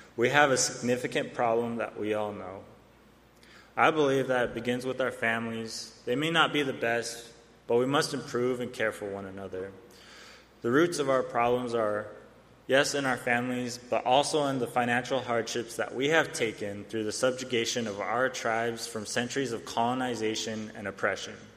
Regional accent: Arizona, United States; I come from the Salt River Pima Maricopa Indian community in Arizona

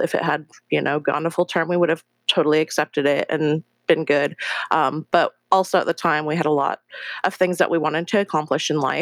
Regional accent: Seattle, Washington, United States; also born or lived in Incheon, South Korea; I was adopted when I was 3 months old from Korea and brought to Seattle, Washington, where I've lived the last 35 years of my life

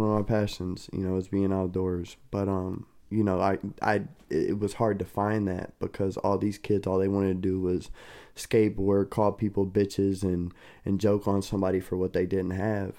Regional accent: Kentucky, United States; moved away; also born or lived in Ohio; I, I grew up in Kentucky. I was born in Kentucky

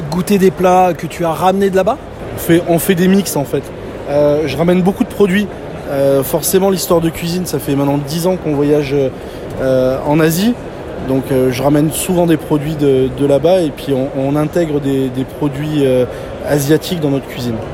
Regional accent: Provence-Alpes-Côte d'Azur, France; also born or lived in Burgundy; now in Dijon, France; provençal d'origine, installé en Bourgogne à côté de Dijon

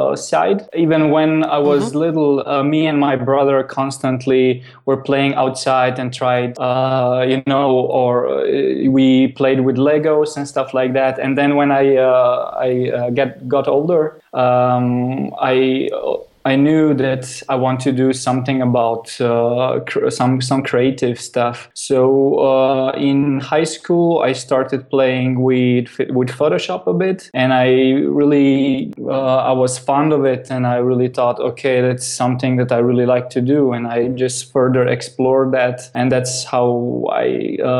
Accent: Slovenia; I'm coming from Slovenia

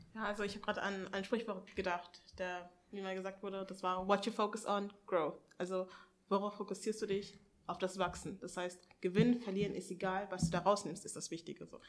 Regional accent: Hanover, Lower Saxony, Germany; ich bin 21 Jahre alt, ich komme aus Hannover.

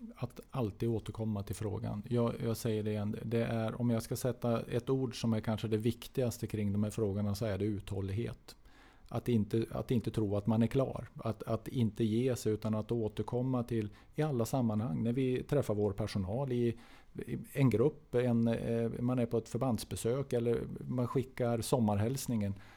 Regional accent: Norrland, Sweden; moved away; jag är norrlänning. Jag, jag kommer ifrån en annan del av landet

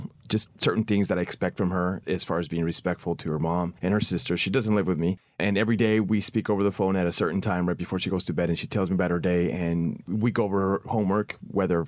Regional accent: Central California, United States; growing up in Central California, my parents worked like 24/7

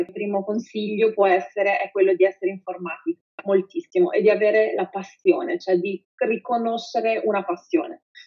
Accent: Pavia, Lombardy, Italy; vengo da Pavia

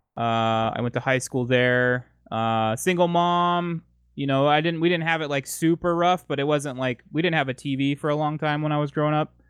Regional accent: San Diego, California, United States; I am born and raised in San Diego, California

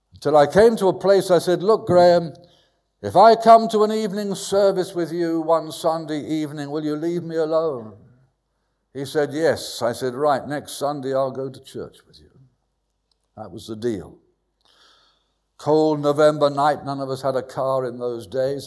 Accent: London, United Kingdom; moved away as an adult; also born or lived in Bristol / Burnham-on-Sea; Southwest London. Went to school near Wimbledon.

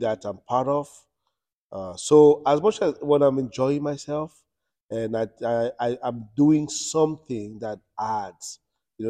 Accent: France; moved away as an adult; also born or lived in Cameroon; now in United States; born in Cameroon. I lived in Europe. I grew up in France

